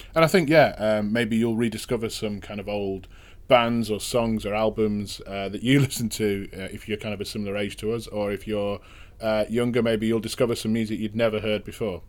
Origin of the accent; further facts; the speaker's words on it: Manchester, North West England, United Kingdom; proper central, kind of grew up in kind of north central uh, Manchester.